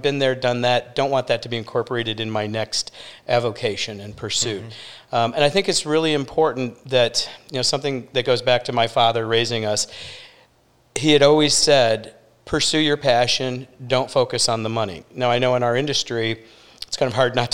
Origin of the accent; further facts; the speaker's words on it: Detroit, Michigan, United States; moved away as an adult; also born or lived in Chicago / New York; now in Sarasota, United States; Originally from Detroit, okay. And grew up there